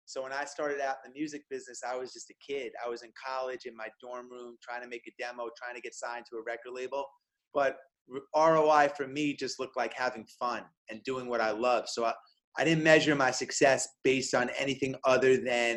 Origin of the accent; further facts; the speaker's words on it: New York, United States; I'm a New Yorker